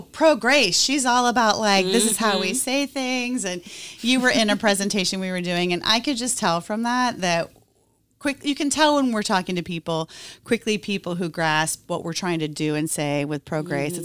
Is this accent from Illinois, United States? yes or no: yes; Peoria, Illinois, United States; moved away; I'm from Peoria, Illinois